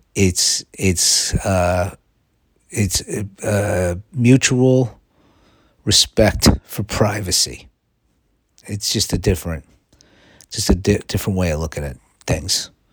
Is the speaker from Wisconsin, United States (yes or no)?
no; New York, United States; now in Los Angeles, United States; I'm from New York